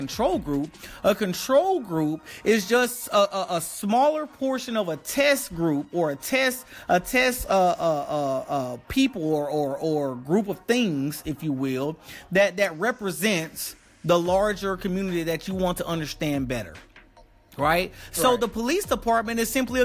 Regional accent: the South, United States; I was raised in the South

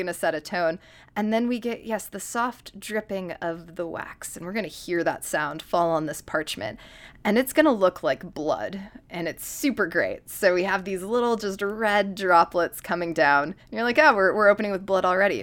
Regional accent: upstate New York, United States; moved away; I am also just from the upstate New York region, or just New York in general

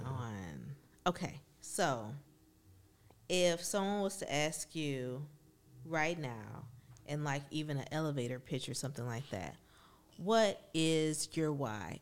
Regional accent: Benton Heights, Michigan, United States; growing up in Ben Heights

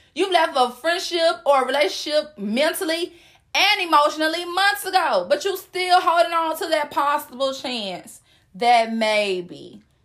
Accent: the South, United States; I'm from the South

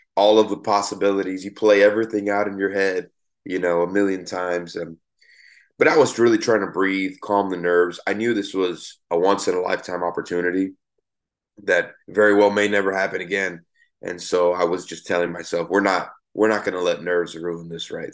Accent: Miami, Florida, United States; I grew up in Miami, Florida

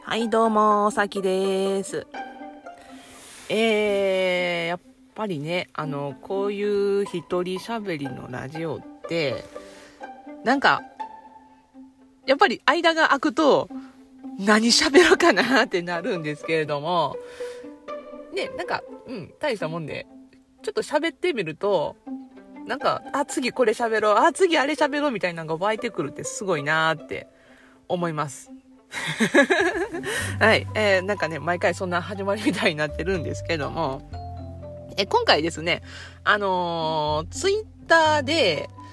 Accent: Nara, Japan; accent: Kansai; 私はま奈良に生まれも育ちもずっと奈良のこうニュータウンで生まれ育ったんですけどもね

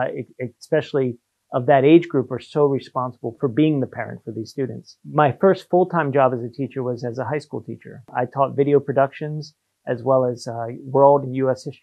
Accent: North Carolina, United States; moved away as an adult; also born or lived in New Jersey / Shanghai, China / Paris, France; now in Hong Kong; when we moved to North Carolina, I was about 8 years old. So I did most of my schooling through there as well.

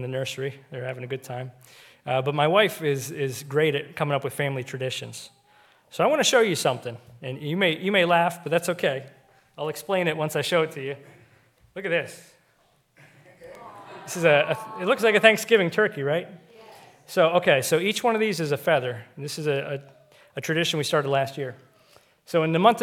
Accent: Seattle, Washington, United States; now in Pennsylvania, United States; we grew up on the West Coast out in Seattle

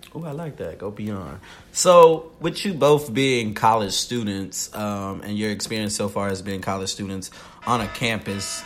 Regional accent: the South, United States; I am from the South.

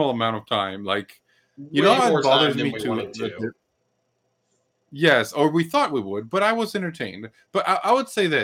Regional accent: Mexico City, Mexico; I am from Mexico City

